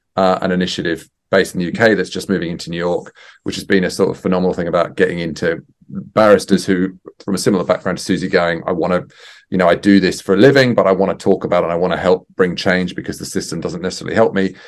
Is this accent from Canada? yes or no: no; Australia; I'm Australian as well